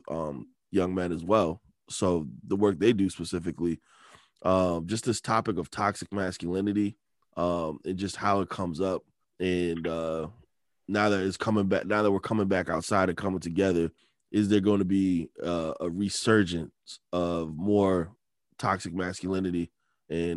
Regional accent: Detroit, Michigan, United States; moved away; I'm back in my home state, the D, Detroit.

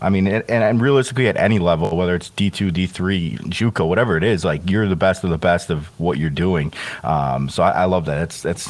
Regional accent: Chicago, Illinois, United States; I'm from Chicago

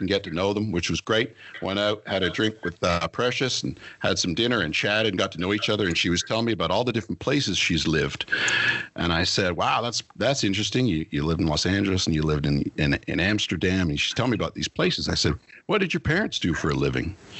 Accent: Toronto, Ontario, Canada; moved away as an adult; now in Costa Rica; I've been a Canadian guy from Ontario my whole life

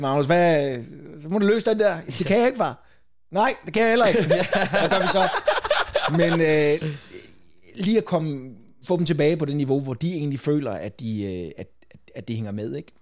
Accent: Falster, Zealand, Denmark; jeg er f-, født og opvokset på Falster

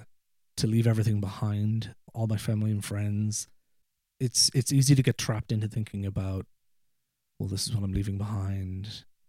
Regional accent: Ireland; accent: Irish; moved away as an adult; now in Ohio, United States; where I grew up in, in rural Ireland, there's a lot of hills and mountains

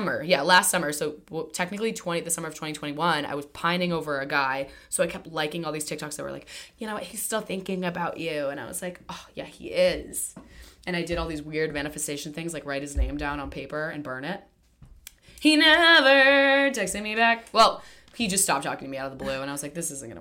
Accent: Salem, Massachusetts, United States; I was born in Salem, Massachusetts on 3/3

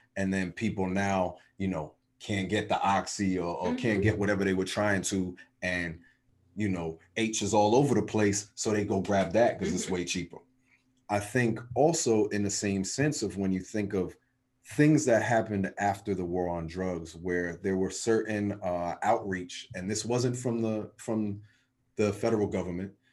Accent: New Jersey, United States; my home state of New Jersey

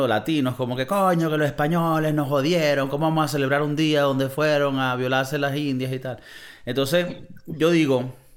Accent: Venezuela; moved away; Creciendo como niño, las películas llegaban a Venezuela y se escuchaban solo en el español

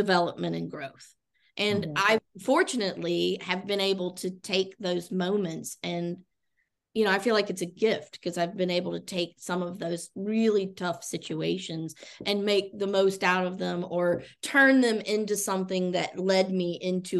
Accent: Chattanooga, Tennessee, United States; also born or lived in Italy; now in Orlando, United States; I'm originally from the Chattanooga, Tennessee area. In fact, I grew up on the very mountain where Covenant College is located

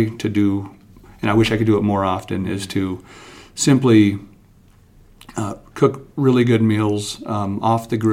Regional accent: Wyoming, United States; moved away as an adult; now in Duluth, United States; growing up in Wyoming

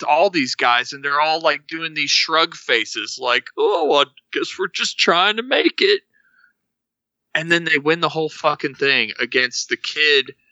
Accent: Texas, United States; I grew up in Texas

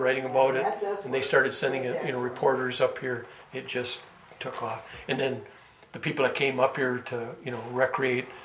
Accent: Rhinelander, Wisconsin, United States; I'm from Rhinelander

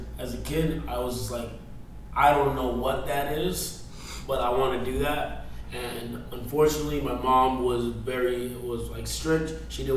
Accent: Toronto, Ontario, Canada; now in British Columbia, Canada; I'm originally from Toronto, Ontario, Scarborough, actually

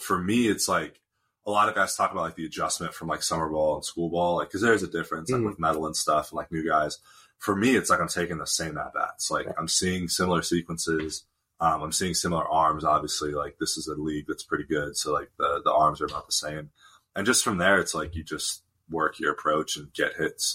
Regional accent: Tempe, Arizona, United States; moved away as an adult; also born or lived in Fairfield, Connecticut; I'm from Tempe, which is where Arizona State is.

